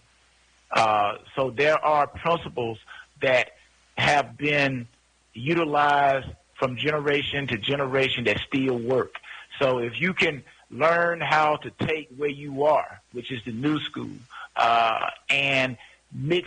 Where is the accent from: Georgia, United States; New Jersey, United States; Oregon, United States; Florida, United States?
Georgia, United States; LaGrange; also born or lived in Fort Valley, Georgia; I'm from LaGrange, Georgia, Georgia boy, born and raised